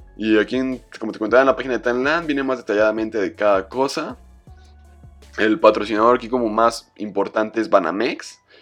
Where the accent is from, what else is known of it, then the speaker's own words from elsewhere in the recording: Mexico; como latino, como mexicano